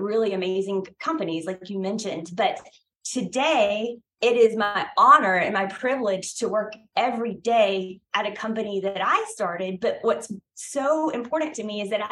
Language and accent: English; Brunswick, Georgia, United States; I am from Brunswick, Georgia. And I don't know if any of the listeners have been to Brunswick, Georgia, but it is small. I'm a native Georgian